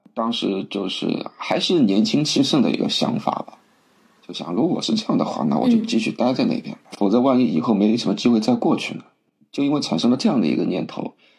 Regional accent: Shanghai, China; moved away as an adult; 我是出生在上海的

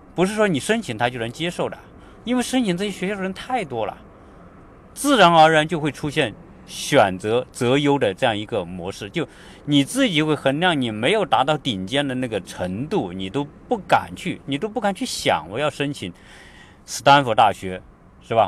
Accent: China; now in United States; 我们是中国人， 我们是华人， 我们从大陆想考美国大学

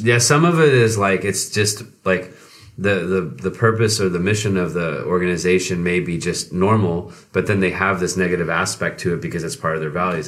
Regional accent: Texas, United States; moved away; I remember growing up in Texas and we had Fellowship of Christian Athletes

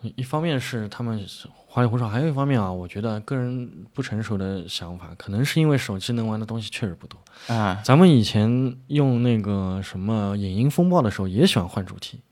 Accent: China; 我们中国人玩法就不一样嘛

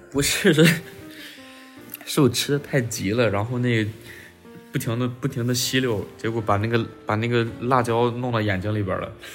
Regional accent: Xi'an, Shaanxi, China; moved away; also born or lived in Tianjin / Beijing / Shanghai; 西安是我的，就老家嘛，我西安人，是我家乡

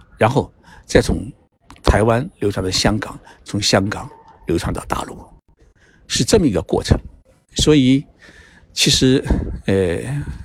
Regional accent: China; moved away; also born or lived in Japan; 我们中国人的心

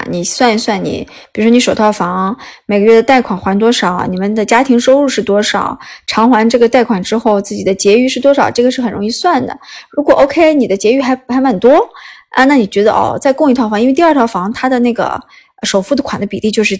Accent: northern China, China; 因为我从啊北方城市来到南方城市，我是非常喜欢这个，呃，就是浙江这个省份的嘛。

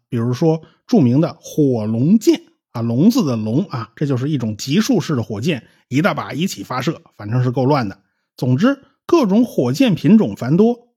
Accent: China; 我们中国人

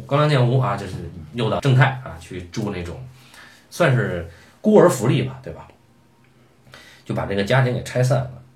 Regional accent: China; 我们中国人

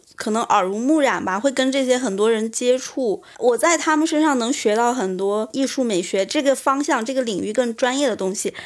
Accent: China; 我来自中国，然后家里也有个美术馆

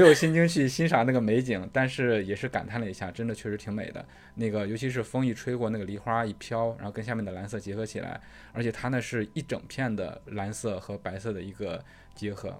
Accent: China; moved away; 宿迁离我家特别近，就是他们那边儿农村的风景跟我老家农村的风景其实很像的

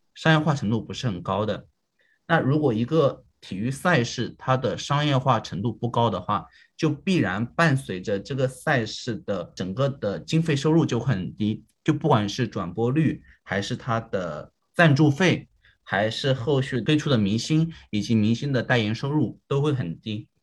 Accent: China; 对于我们中国人来说

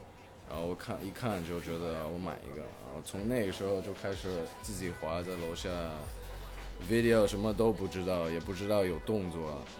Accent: China; also born or lived in Hong Kong; 我是一个香港出生的英国的混血，我妈是英国的，我爸是香港的，然后从小就住在中国

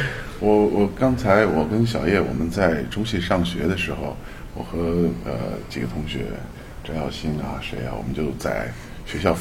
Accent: Beijing, China; 我是北京人，我生在北京，长在北京，但祖籍在陕西西安长安县。

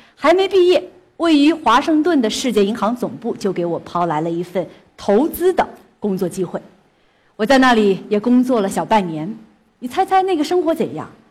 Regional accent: Huangshan, Anhui, China; 我出生在安徽黄山， 黄山是黄山区的一个果园里。 我的童年的一半是在种满梨树和桃树的园艺场里度过的

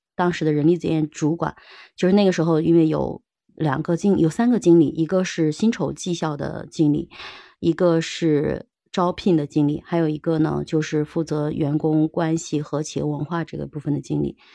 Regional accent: China; 我们中国人

